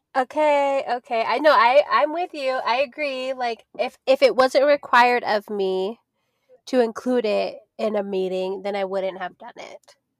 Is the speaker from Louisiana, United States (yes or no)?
no; Las Vegas, Nevada, United States; I grew up in Vegas, so we used to have mansion parties